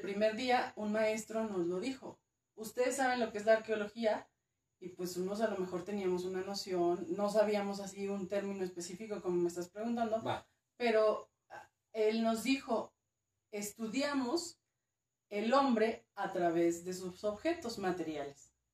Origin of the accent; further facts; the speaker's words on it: Durango, Mexico; also born or lived in Mexico City; Nací en CDMX. Correcto. Pero me crió Durango, entonces digamos que soy norteña chitanga